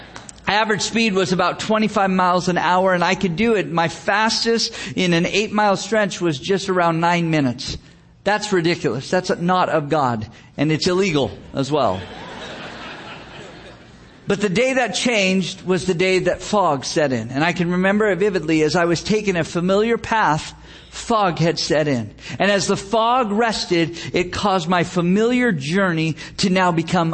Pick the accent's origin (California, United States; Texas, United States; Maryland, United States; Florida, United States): California, United States; Gilroy; my hometown, the town of Gilroy, California